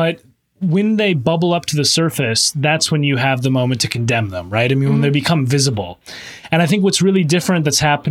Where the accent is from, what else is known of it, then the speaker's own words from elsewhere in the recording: Minnesota, United States; moved away as an adult; now in London, United Kingdom; my home state of Minnesota